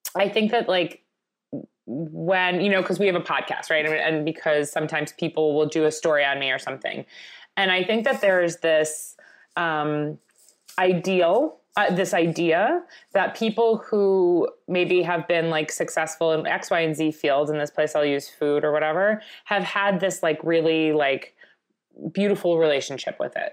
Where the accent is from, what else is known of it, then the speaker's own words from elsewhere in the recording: Long Island, New York, United States; growing up in Long Island